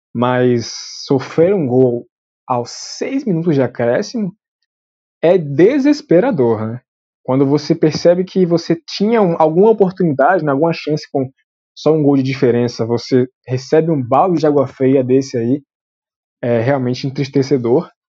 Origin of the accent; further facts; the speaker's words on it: Brazil; somos brasileiros